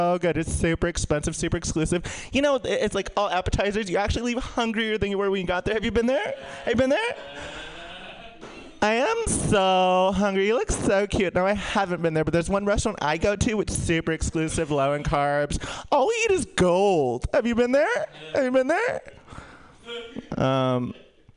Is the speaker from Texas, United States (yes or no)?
no; San Diego, California, United States; I'm from East County, San Diego, the part that people don't talk about